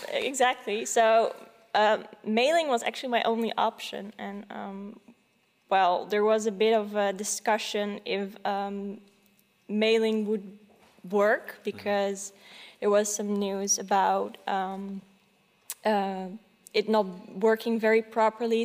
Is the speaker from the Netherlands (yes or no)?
yes; Netherlands; also born or lived in Silicon Valley, United States; I haven't lived there for very long, about th- three years, and then we went back to uh, the Netherlands.